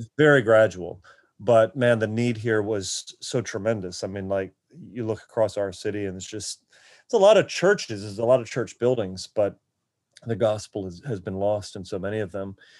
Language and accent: English; Akron, Ohio, United States; also born or lived in Florida; now in Baltimore, United States; I'm from Akron, Ohio, originally